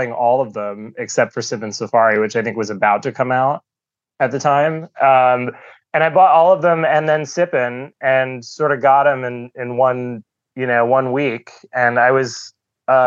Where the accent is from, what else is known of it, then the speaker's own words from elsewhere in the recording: Southern California, United States; now in New York, United States; I grew up in Southern California